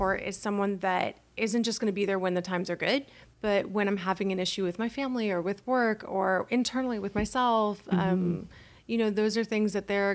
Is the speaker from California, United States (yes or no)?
yes; Calabasas, California, United States; I grew up in Calabasas, super wealthy neighborhood